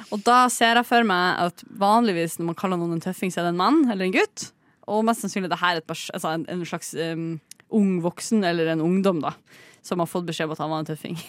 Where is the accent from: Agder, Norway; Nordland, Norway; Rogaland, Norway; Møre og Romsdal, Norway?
Nordland, Norway; Bodø; moved away; min gamle fastlege hjemme i Bodø